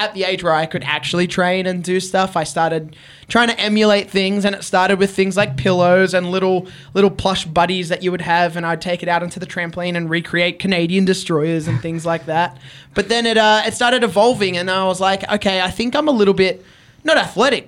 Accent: Australia; I'm a wrestler from Australia

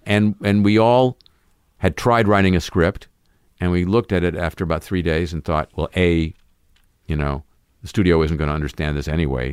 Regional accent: Southern California, United States; growing up in Southern California

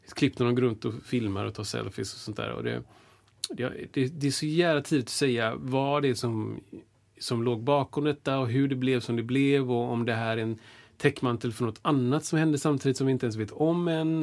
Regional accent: Washington, District of Columbia, United States; now in Sweden; jag är född i Washington

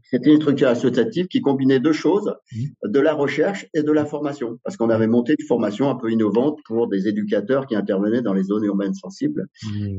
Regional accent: Drôme, Auvergne-Rhône-Alpes, France; born or raised there; also born or lived in Algeria

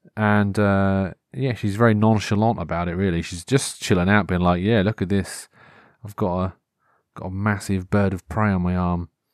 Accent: Norfolk, East of England, United Kingdom; accent: Norfolk; growing up in Norfolk, though, because th, we have our own sort of regional T V shows

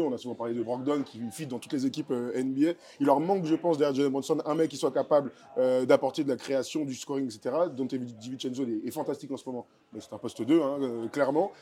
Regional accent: France; chez nous en France

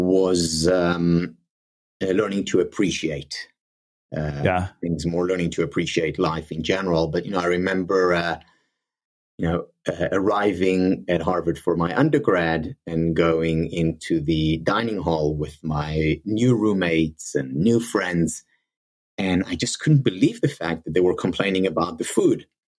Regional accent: Ramat Gan, Tel Aviv District, Israel; moved away as an adult; also born or lived in South Africa; I grew up the first 9 years of my life. I grew up in Israel and in a small city outside of Tel Aviv, Ramat Gan. And at the age of 9, we moved to South Africa.

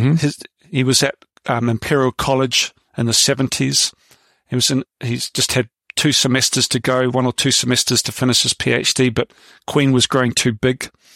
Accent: New Zealand; moved away as an adult; also born or lived in London; now in United Kingdom; I came over to Britain from New Zealand when I was 25

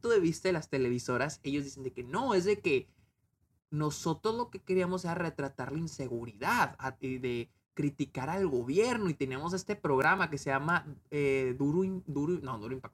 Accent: Chihuahua, Mexico; Ah, yo yo soy de Chihuahua, güey.

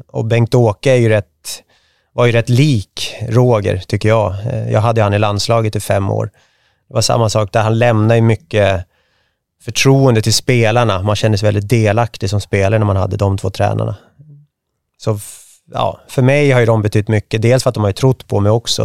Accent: Märsta, Stockholm County, Sweden; also born or lived in Sigtuna; född och uppvuxen i Märsta, nu bor jag i Sigtuna

